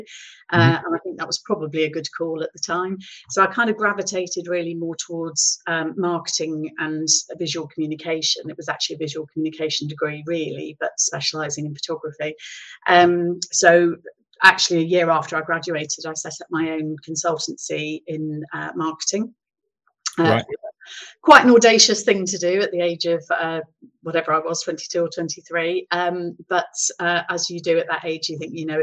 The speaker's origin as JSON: {"language": "English", "area": "Gloucestershire", "region": "South West England", "country": "United Kingdom", "tie": "born or raised there", "also_born_or_lived": "East Midlands", "said": "I relocated from the East Midlands back to Gloucestershire, which was my home county"}